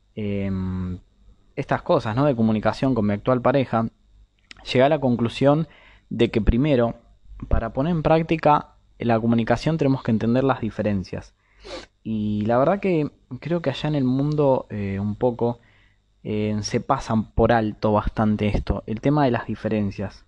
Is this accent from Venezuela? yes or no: no; Argentina; soy de Argentina